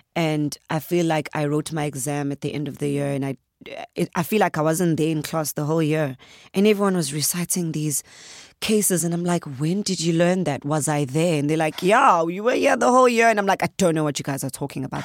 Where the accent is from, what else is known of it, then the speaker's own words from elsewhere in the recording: KwaZulu-Natal, South Africa; accent: Zulu; If I had to say it in my accent, like, proper Zulu